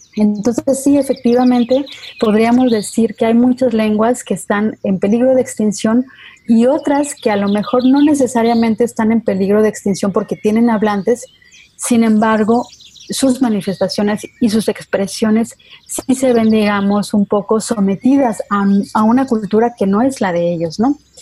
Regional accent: Mexico; no somos los mismos mexicanos que alemanes

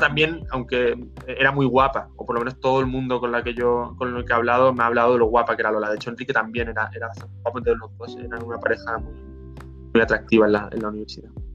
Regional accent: Málaga, Andalusia, Spain; moved away as an adult; also born or lived in Madrid; Yo soy de Málaga, pero fui a Madrid a estudiar

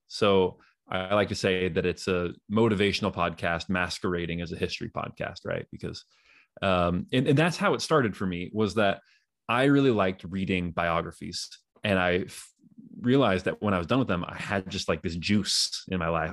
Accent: Northern California, United States; moved away as an adult; also born or lived in Utah; I grew up in in Northern California

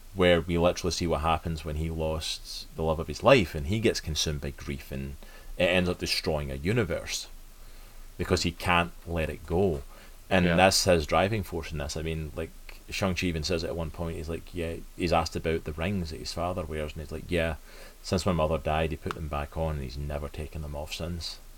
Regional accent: Scotland, United Kingdom; I am from Scotland

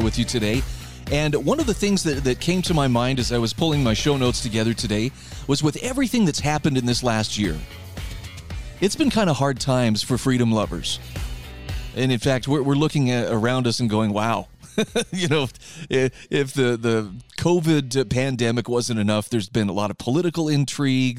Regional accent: Utah, United States; my home state of Utah

